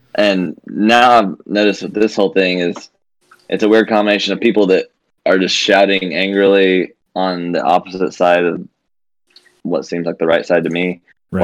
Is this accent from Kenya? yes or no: no; Mount Vernon, United States; I was from Mount Vernon, where I knew one black person my whole life